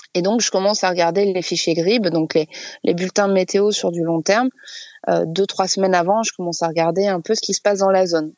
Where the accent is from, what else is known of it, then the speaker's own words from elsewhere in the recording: France; on est français